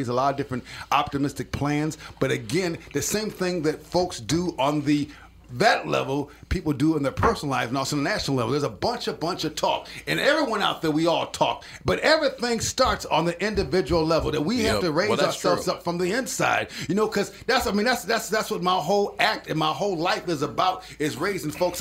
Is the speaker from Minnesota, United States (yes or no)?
yes; Minneapolis, Minnesota, United States; I grew up in the Harrison neighborhood, right on 5th and Knox, between Glenwood and Olson Highway, right in the heart of the cities.